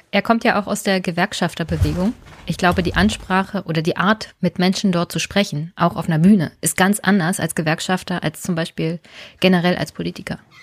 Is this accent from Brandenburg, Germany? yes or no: yes; Brandenburg, Germany